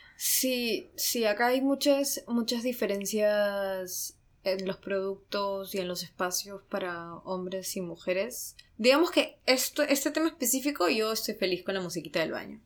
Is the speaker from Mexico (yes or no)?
no; Peru; now in Japan; los dos somos peruanos